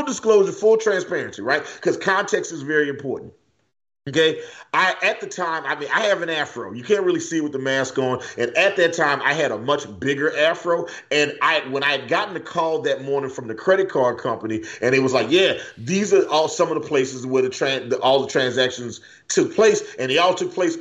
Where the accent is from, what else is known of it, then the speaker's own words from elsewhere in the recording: the South, United States; I grew up in the South. I'm used to racism.